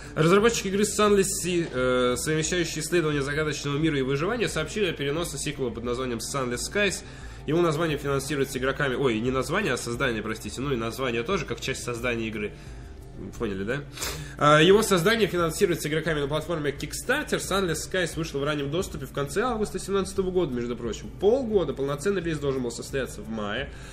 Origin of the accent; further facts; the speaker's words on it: Moscow, Russia; мы, холеные москвичи